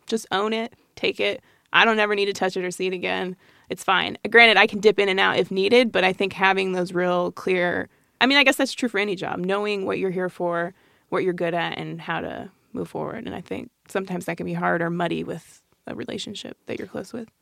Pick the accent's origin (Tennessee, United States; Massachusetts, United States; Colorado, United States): Colorado, United States; Colorado Springs; we grew up in this small pocket in Colorado Springs